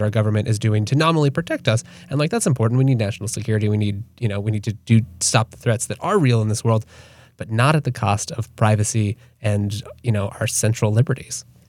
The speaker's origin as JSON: {"language": "English", "country": "United States", "said": "I'm an American"}